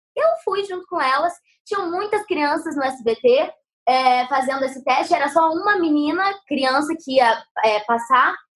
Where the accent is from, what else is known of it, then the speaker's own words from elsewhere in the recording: Guarapuava, Paraná, Brazil; also born or lived in São Paulo; now in Rio de Janeiro, Brazil; eu sou do Paraná, né? Guarapuava